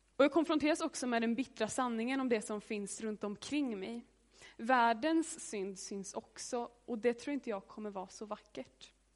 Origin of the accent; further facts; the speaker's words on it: Hammarö, Värmland, Sweden; Jag är från eh, en ö utanför Karlstad som heter Hammarö. Och där är jag uppvuxen i ett hus.